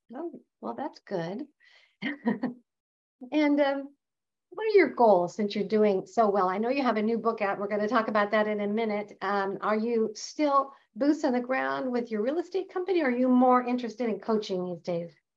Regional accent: Nebraska, United States; moved away; I happen to have grown up in the Midwest, and back in the day, I'm from Nebraska originally

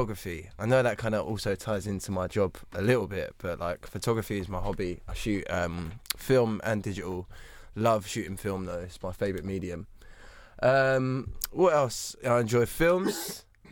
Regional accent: London, United Kingdom; also born or lived in Bournemouth; I'm from London, born and raised in London, South London.

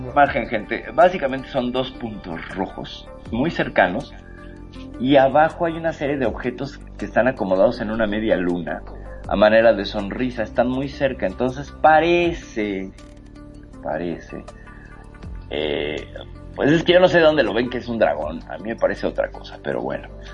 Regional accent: Mexico; acá en México

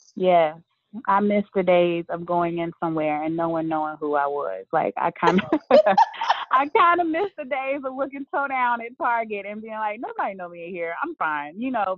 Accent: Birmingham, Alabama, United States; moved away as an adult; now in Charlotte, United States; my hometown of Birmingham, Alabama

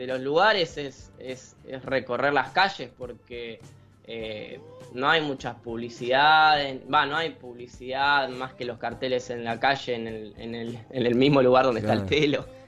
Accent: Buenos Aires Province, Argentina; de Zona Oeste, que es de donde soy

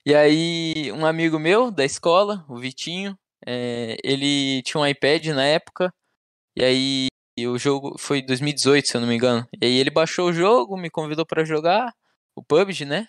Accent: Balneário Camboriú, Santa Catarina, Brazil; Eu sou de Balneário Camboriú, nasci Camboriú. aqui, sempre morei aqui.

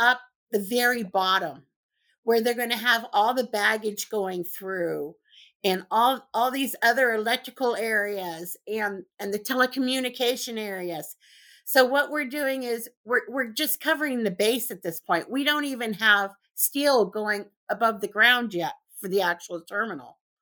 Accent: Southern California, United States; moved away as an adult; also born or lived in Missouri; I'm originally from Southern California

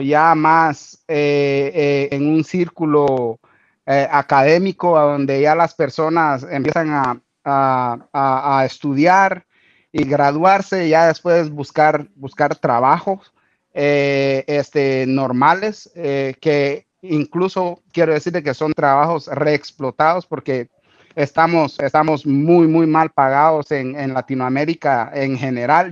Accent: Guatemala; moved away as an adult; now in Australia; yo soy de Guatemala

